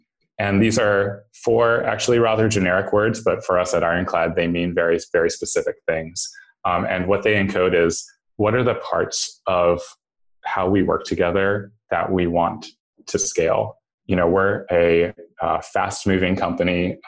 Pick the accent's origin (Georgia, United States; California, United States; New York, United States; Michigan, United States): New York, United States; New York City; And as background, I grew up in New York City. I was in middle school on 9/11.